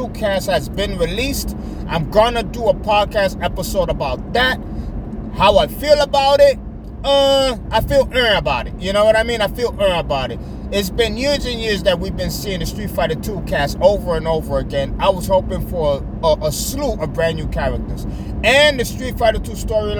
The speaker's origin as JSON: {"language": "English", "country": "United States", "said": "Being an American citizen"}